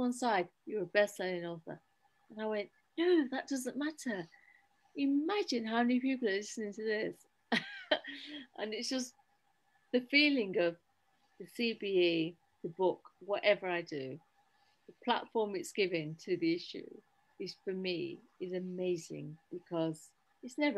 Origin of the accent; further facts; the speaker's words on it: Derby, East Midlands, United Kingdom; Derby, I was born in Derby